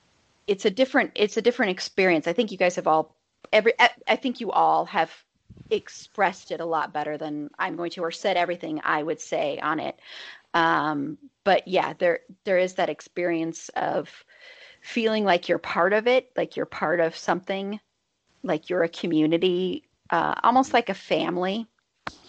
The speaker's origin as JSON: {"language": "English", "town": "Denver", "region": "Colorado", "country": "United States", "tie": "born or raised there", "also_born_or_lived": "Boulder", "said": "I grew up here in Denver"}